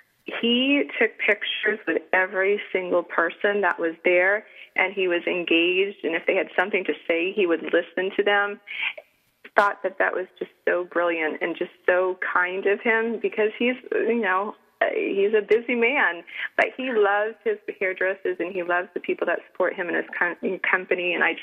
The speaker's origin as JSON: {"language": "English", "country": "Italy", "lives_now": "Seattle, United States", "said": "And you know that I love my home country, but I'm so glad that the Italian justice system worked this time and she was able to get out."}